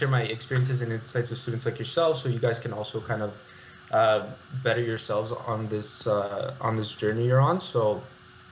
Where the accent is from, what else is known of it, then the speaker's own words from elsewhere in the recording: Toronto, Ontario, Canada; born and raised in Toronto